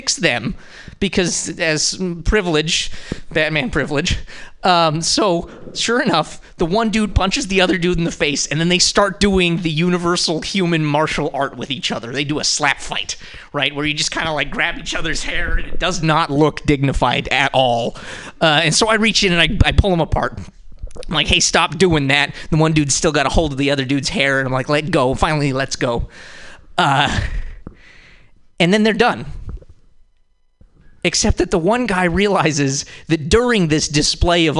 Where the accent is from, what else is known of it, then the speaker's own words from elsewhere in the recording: Montana, United States; now in San Francisco, United States; I'm from Montana